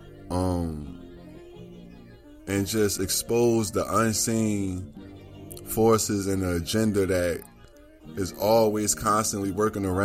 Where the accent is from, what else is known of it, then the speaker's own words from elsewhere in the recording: Newark, New Jersey, United States; my hometown, my city, my state, Newark, New Jersey